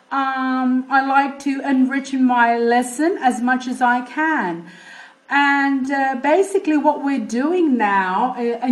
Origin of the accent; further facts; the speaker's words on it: Australia; I was brought up in Australia, and that has played a significant part in who I am today as a teacher, mainly.